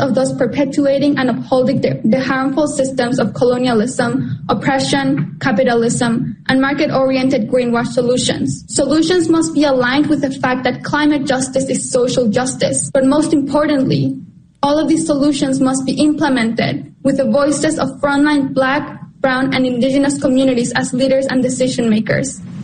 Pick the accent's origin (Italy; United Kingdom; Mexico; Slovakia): Mexico; I am a climate justice activist born and raised in Mexico.